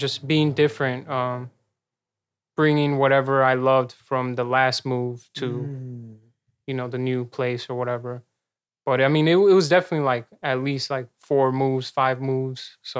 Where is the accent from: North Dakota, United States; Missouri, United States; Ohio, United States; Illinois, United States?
Illinois, United States; Chicago; also born or lived in Elgin, Illinois / Melrose Park, Illinois / Bolingbrook, Illinois; I definitely know Chicago like real well. I grew up on the north side mostly, though. Logan Square, Humboldt Park.